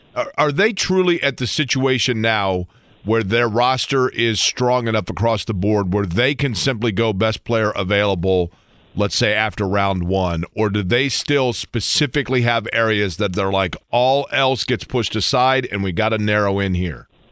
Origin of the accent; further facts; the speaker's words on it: Indianapolis, Indiana, United States; I grew up in Indianapolis